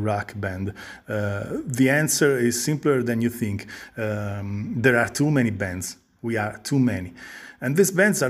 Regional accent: Italy; we are a band from Italy

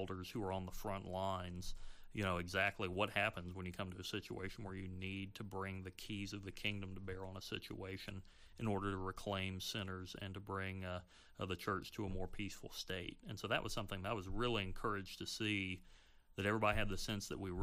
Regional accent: the South, Southern United States, United States; as a Southerner

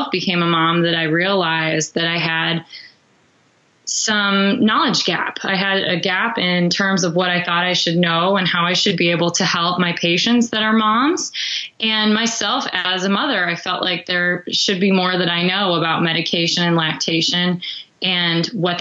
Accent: Chicago, Illinois, United States; Growing up in the Chicago area, I knew I wanted to work for Walgreens

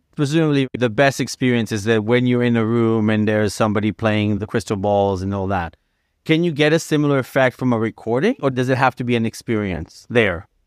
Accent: New York, United States; also born or lived in Los Angeles; as a New Yorker

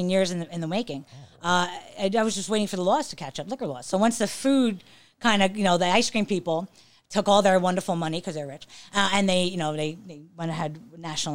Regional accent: New York, United States; moved away; I was in New York. You know, I'm from New York

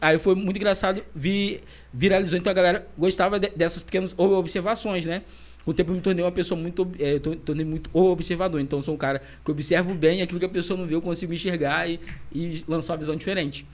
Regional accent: Itaperuna, Rio de Janeiro, Brazil; moved away as an adult; eu tinha voltado para Itaperuna

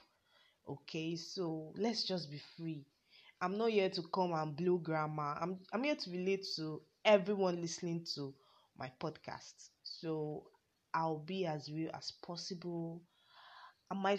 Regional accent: Yorubaland, Nigeria; I'm a Nigerian, yes, Ninja to the world. A Yoruba, I'm from the Yoruba tribe to be precise

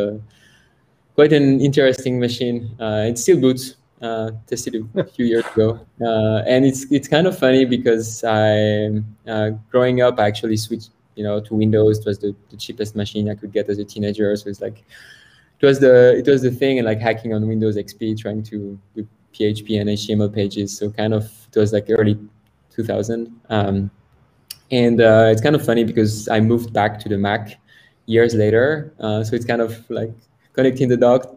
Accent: France; moved away as an adult; I'm born and raised in France

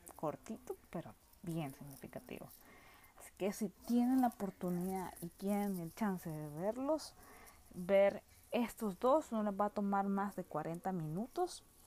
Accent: Nicaragua; soy de Nicaragua

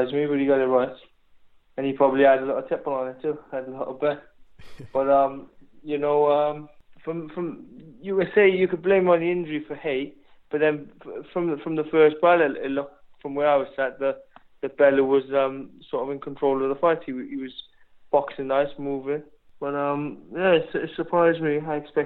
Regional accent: Wales, United Kingdom; I'm British, I'm Welsh.

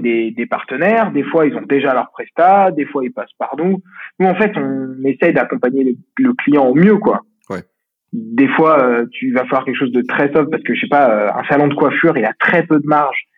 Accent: Lyon, Auvergne-Rhône-Alpes, France; je suis de Lyon

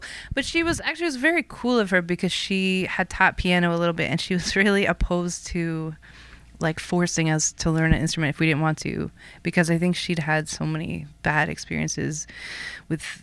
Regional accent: Toronto, Ontario, Canada; moved away as an adult; also born or lived in Montreal; I am from originally North York, which is a suburb of Toronto

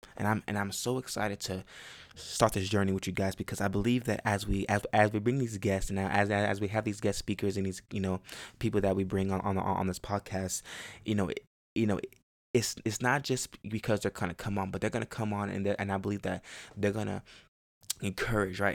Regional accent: Chicago, Illinois, United States; also born or lived in Houston, Texas / Baytown, Texas; now in Texas, United States; I grew up in Chicago. Um, I was born in Chicago, and I lived there for a little while, and then, um, we moved to Texas

